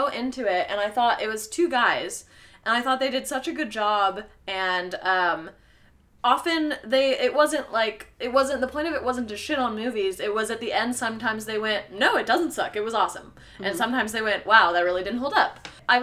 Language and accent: English; United States; we are from America